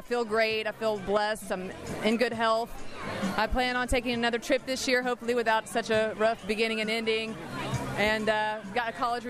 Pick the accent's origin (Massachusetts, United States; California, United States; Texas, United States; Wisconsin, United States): Texas, United States; Dallas; I'm from Dallas.